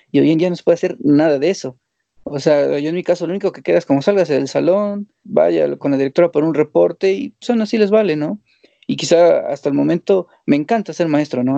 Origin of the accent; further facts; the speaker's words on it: Mexico; como mexicano